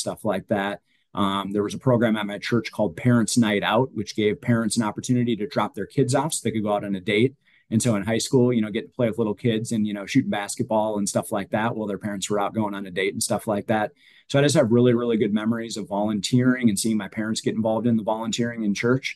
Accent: Minnesota, United States; moved away as an adult; also born or lived in Nebraska / Virginia; now in Asheville, United States; that's what I grew up with on the frozen ponds of Minnesota

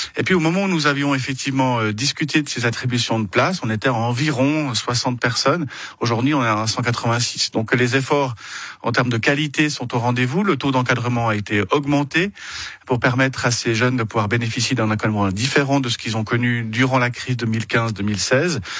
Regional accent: Vernier, Geneva, Switzerland; also born or lived in Le Lignon, Vernier; j'habite au Lignon, j'ai grandi aux Avanchets.

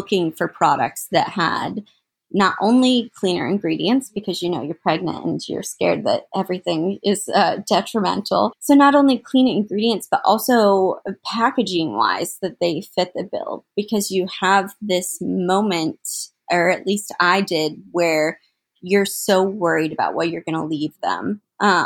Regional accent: Central Ohio, United States; I'm from Central Ohio, not from Columbus, but I'm from Central Ohio

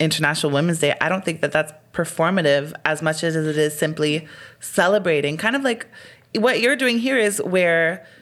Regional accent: Edmonton, Alberta, Canada; I am from Alberta

